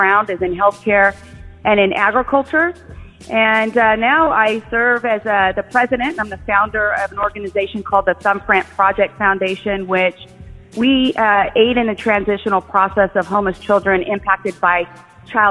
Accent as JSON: {"language": "English", "town": "Bakersfield", "region": "California", "country": "United States", "tie": "born or raised there", "also_born_or_lived": "San Luis Obispo, California", "moved": "as an adult", "lives_now": "San Diego, United States", "said": "I was born in Bakersfield"}